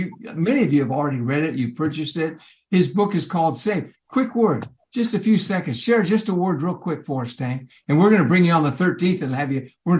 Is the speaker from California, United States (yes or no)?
yes; Lompoc, California, United States; I'm from Lompoc, just like the Cowboys.